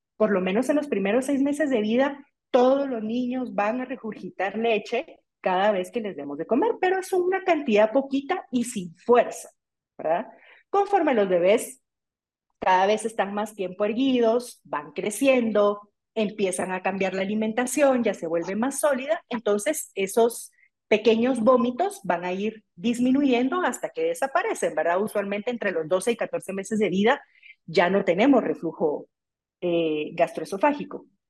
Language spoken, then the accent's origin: Spanish; Guatemala; aquí en mi país, en Guatemala